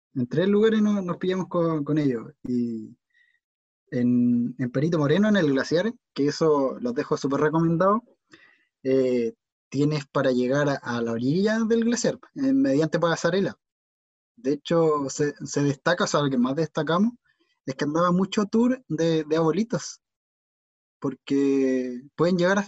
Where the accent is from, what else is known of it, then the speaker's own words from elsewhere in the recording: Chile; somos chilenos